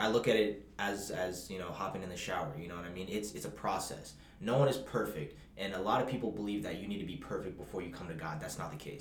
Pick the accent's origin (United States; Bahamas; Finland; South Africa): Bahamas; I'm from the Bahamas